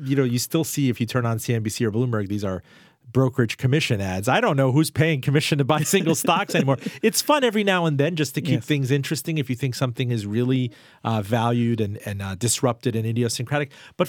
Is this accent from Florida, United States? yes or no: yes; Miami, Florida, United States; I mean, I was raised in Miami. I wouldn't invest in anything there.